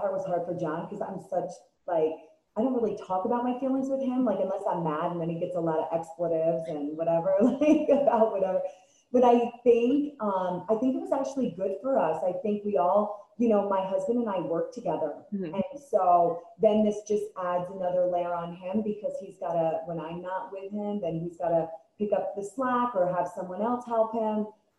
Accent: East Coast, United States; And then I probably like Jersey, being born and raised on the East Coast.

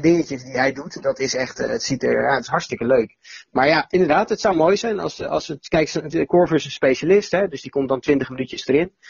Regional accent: Netherlands; als Nederlanders dan en als Europeanen

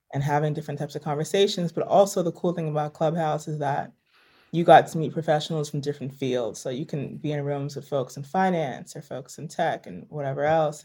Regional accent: New York, United States; also born or lived in Los Angeles; I am born and raised in New York

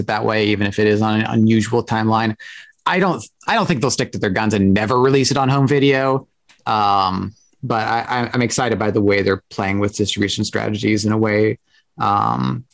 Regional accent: Portland, United States; moved away; I grew up in Portland

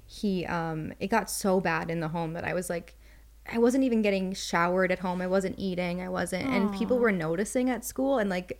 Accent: Florida, United States; born there; also born or lived in New York / Minnesota; Well, I was born in Florida. We moved to New York, actually, and then to Minnesota.

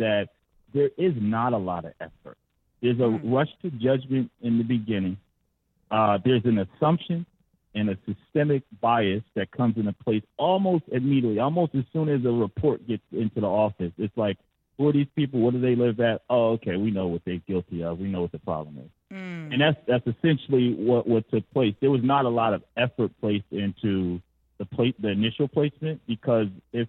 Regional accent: Philadelphia, Pennsylvania, United States; I grew up in North Philadelphia

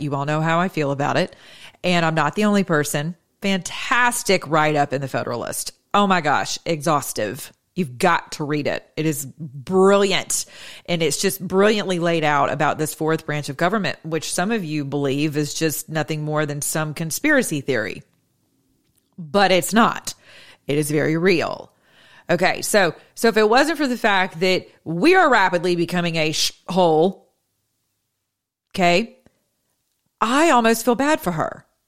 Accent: United States; I'm an American

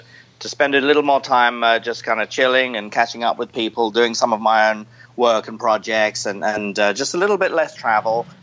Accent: Enfield, London, United Kingdom; also born or lived in Chatham, Kent; I actually grew up in a town called Enfield, where they originally made the Enfield

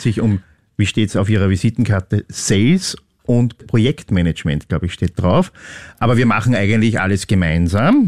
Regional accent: Upper Austria, Austria; ich bin in Oberösterreich aufgewachsen

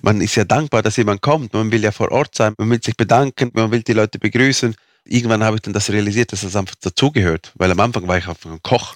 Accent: Fürstenau, Graubünden, Switzerland; first language Romansh; German is a second language; in meiner Muttersprache, also unsere Muttersprache ist Rätoromanisch, das spricht man hier in dieser Region.

